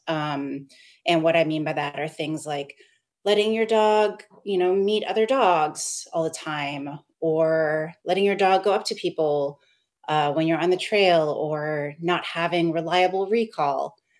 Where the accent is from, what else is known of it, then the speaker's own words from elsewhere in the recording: Seattle, Washington, United States; moved away as an adult; also born or lived in East Coast / abroad; now in Portland, United States; I'm from the Seattle area originally. I grew up there my whole life